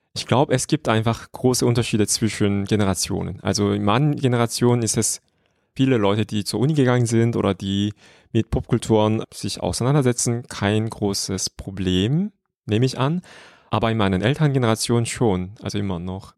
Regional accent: Seoul, South Korea; German is a second language; moved away as an adult; now in Germany; da habe ich wieder in meiner Heimatstadt Seoul gewohnt

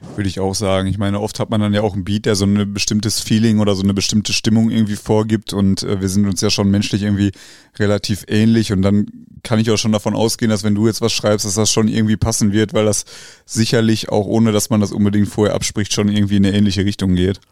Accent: Wetter, North Rhine-Westphalia, Germany; ich komme ja ursprünglich aus Wetter

